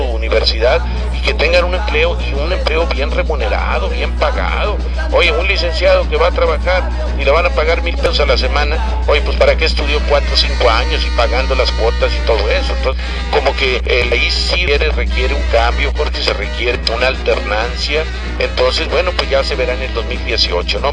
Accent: Río Bravo, Tamaulipas, Mexico; todos somos de Río Bravo

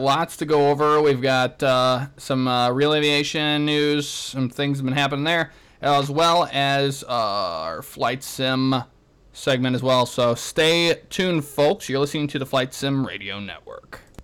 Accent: St. Louis, Missouri, United States; my hometown of St. Louis

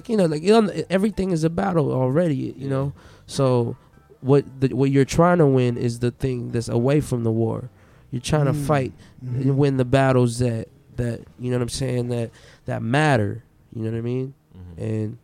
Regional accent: Philippines; Like being a Filipino is like something that you carry with excellence.

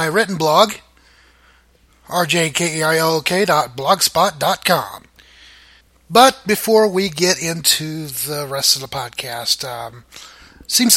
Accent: Muskogee, Oklahoma, United States; I was born in Muskogee

